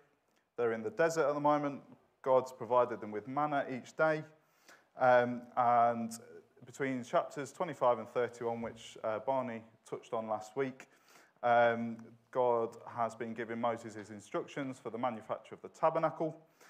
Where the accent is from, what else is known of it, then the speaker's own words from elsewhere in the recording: Manchester, North West England, United Kingdom; accent: Manchester; I'm originally from the best city in the world, which is Manchester, although my accent has softened a little bit.